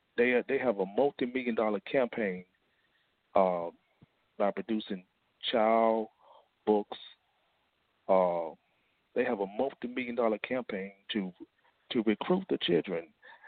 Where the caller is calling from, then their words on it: Fort Worth, Texas, United States; I'm calling from Fort Worth, Texas, the Lost Found Israelites Ministry.